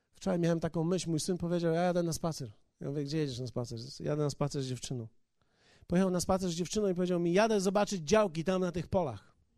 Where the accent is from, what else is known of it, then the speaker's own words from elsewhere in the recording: Poland; Kulawy bom z Polski